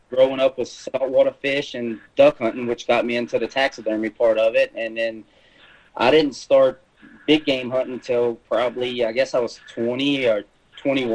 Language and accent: English; South Louisiana, United States; moved away as an adult; now in Mississippi, United States; I'm originally from South Louisiana, which you'll probably hear a little bit of that in my accent. I lived there pretty much most of my life until, I guess, 6-7 years ago